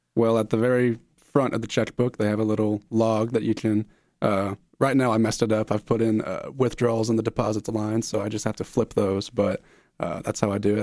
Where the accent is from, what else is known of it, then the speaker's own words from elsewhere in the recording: Marshall County, Kentucky, United States; I'm from Marshall County, Kentucky